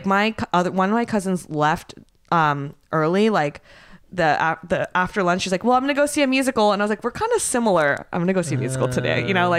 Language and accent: English; United States; I'm American